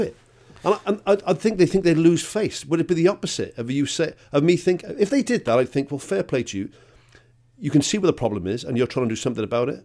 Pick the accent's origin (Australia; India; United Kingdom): United Kingdom; Wales; I'm bloody Welsh